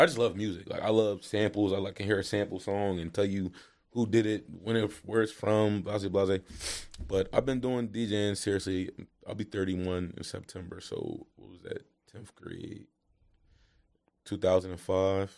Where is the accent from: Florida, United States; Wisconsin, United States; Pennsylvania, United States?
Pennsylvania, United States; Upper Darby; also born or lived in Springfield, Pennsylvania; we grew up together in Upper Darby, Springfield